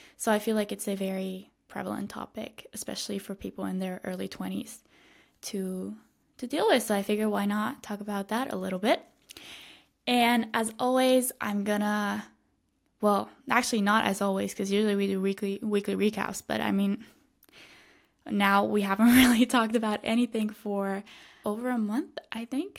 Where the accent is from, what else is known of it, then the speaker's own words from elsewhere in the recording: Switzerland; moved away as an adult; now in Madrid, Spain; I, I grew up in, in my hometown. I spent my entire life here